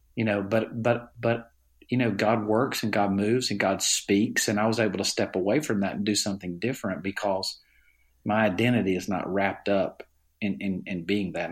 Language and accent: English; Alabama, United States; accent: Southern; I grew up in Alabama in a family